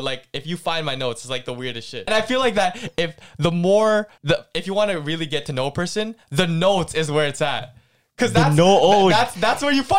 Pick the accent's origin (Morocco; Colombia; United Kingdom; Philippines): Philippines; We're like Filipino